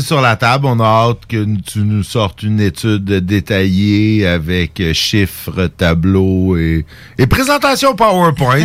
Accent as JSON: {"language": "French", "town": "Saint-Jérôme", "region": "Quebec", "country": "Canada", "tie": "born or raised there", "said": "c'est ma ville natale"}